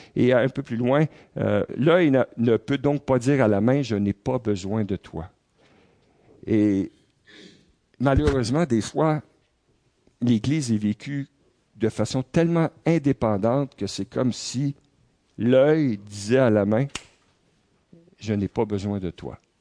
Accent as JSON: {"language": "French", "region": "Quebec", "country": "Canada", "said": "en tant que Québécois, en tant que Canadien"}